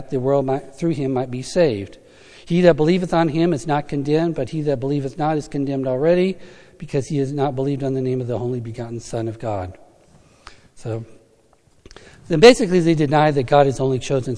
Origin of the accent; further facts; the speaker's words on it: United States; being an American